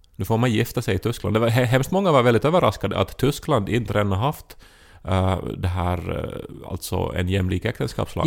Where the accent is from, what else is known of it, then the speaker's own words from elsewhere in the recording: Finland; som finlandssvensk är man van att vara en språklig minoritet